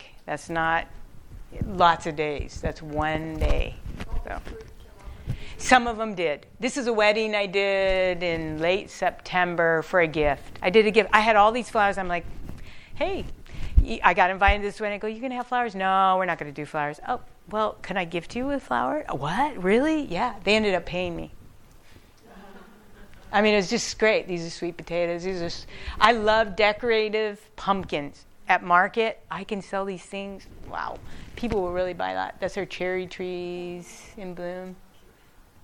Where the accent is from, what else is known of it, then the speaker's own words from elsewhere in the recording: Denver, Colorado, United States; I grew up in Denver.